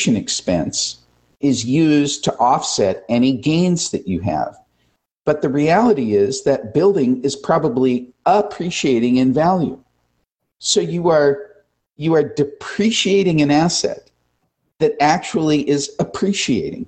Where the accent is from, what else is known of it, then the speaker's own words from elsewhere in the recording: United States; as an American